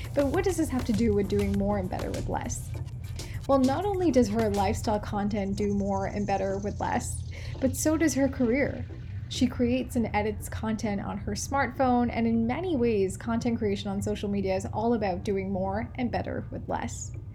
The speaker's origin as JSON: {"language": "English", "area": "Malayali", "region": "Kerala", "country": "India", "said": "We're both Malayali"}